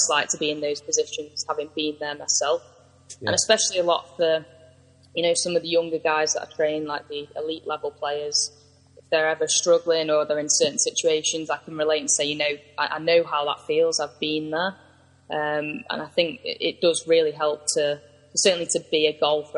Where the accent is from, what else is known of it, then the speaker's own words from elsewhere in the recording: Manchester, North West England, United Kingdom; I'm from Manchester